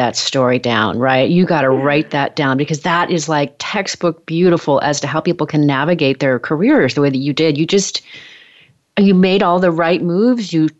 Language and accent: English; Oregon, United States; moved away; I'm from Oregon originally